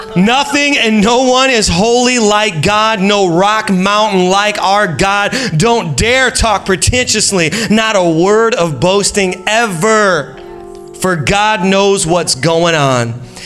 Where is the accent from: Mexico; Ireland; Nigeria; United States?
United States; Indiana; moved away as an adult; now in Long Island, United States; Julie and I are originally from Indiana